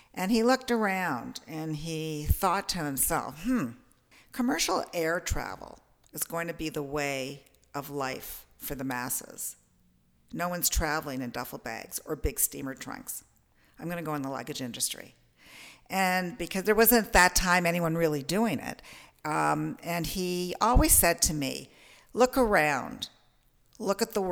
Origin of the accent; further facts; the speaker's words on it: Toronto, Ontario, Canada; I'm a Torontonian, born in Toronto